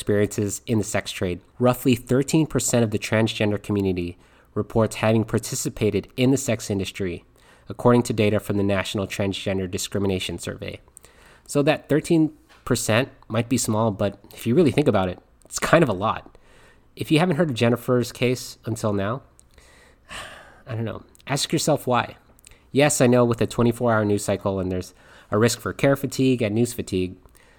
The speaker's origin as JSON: {"language": "English", "country": "Philippines", "said": "I'm Filipino, and watching this documentary just really hit home. Because for me, family is a major part of Filipino values"}